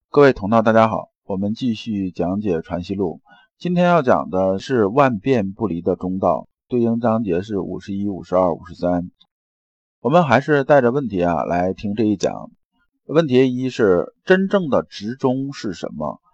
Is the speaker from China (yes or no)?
yes; China; 我们中国人